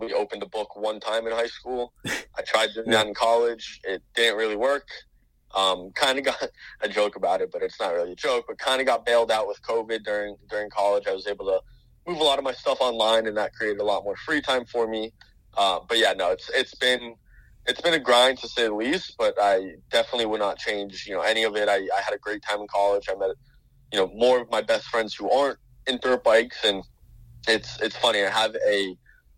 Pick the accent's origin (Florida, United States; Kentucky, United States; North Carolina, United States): Florida, United States; North Miami; I grew up in North Miami, Florida, pretty much as south of Florida as you can get